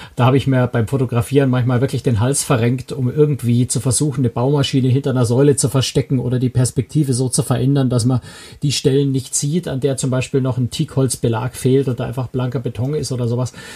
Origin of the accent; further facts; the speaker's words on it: Bavaria, Germany; erlaube ich mir jetzt mal als Bayer